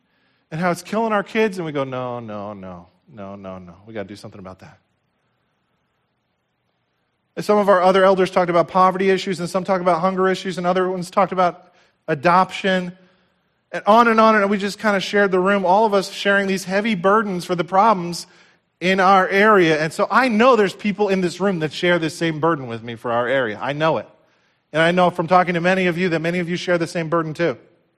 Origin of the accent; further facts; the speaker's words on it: United States; I grew up right here in Somerset County. This is home for me. My heart breaks for this area and the problems that we see.